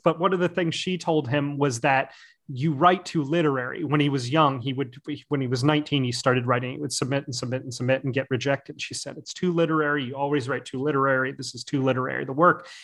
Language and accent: English; United States; I'm an American